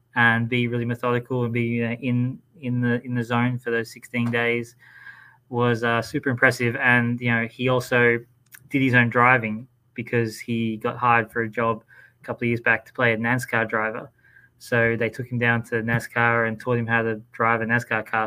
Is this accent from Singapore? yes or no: no; Australia; in my home country.